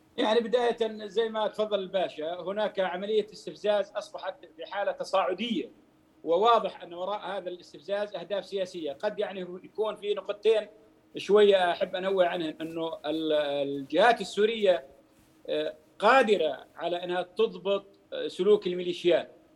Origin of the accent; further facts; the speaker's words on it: Jordan; إحنا بالأردن